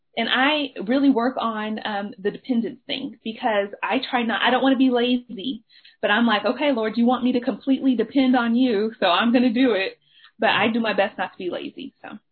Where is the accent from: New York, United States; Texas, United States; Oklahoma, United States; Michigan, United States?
Texas, United States; Dallas; I am a member of Oak Cliff Bible Fellowship. That is where I grew up. I, like I was raised in Oak CBF